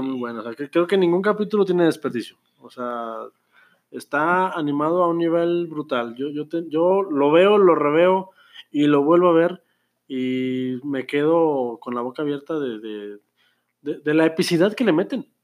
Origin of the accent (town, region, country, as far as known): Mexico